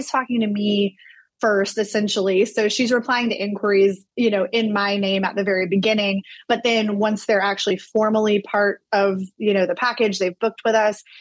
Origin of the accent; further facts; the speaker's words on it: Florida, United States; moved away as an adult; now in Savannah, United States; I grew up in Florida, so moving to Savannah was a little bit of a change